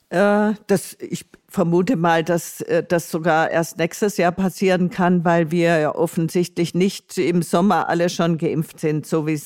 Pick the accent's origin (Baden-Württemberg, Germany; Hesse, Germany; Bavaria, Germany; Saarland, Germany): Baden-Württemberg, Germany; Tuttlingen; mit dem E-Bike von meiner Heimatstadt Tuttlingen in Baden-Württemberg an der Donau entlang bis zu ihrer Mündung ins Schwarze Meer zu reisen.